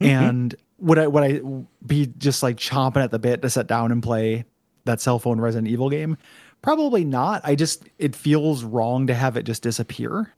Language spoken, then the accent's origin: English; United States; we're American